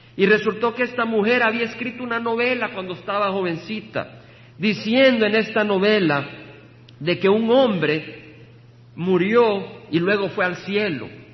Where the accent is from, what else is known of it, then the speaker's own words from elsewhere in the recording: El Salvador; moved away as an adult; Recuerdo dejar el país que amo, El Salvador. Estudié ingeniería con el deseo de ministrar y servir en la tecnología de mi país